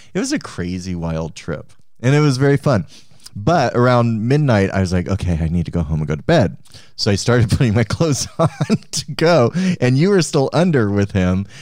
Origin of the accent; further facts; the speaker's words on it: Cheyenne, Wyoming, United States; I was born in Cheyenne, Wyoming.